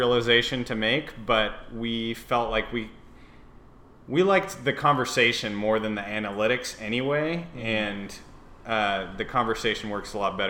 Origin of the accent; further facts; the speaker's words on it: San Antonio, Texas, United States; now in Dallas, United States; We're both also from San Antonio.